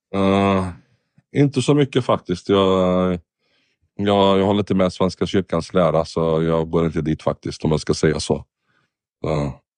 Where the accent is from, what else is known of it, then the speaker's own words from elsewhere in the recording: Sweden; also born or lived in Lebanon; Jag är från Libanon, men uppväxt i Sverige nästan. Har bott det mesta av mitt liv i Sverige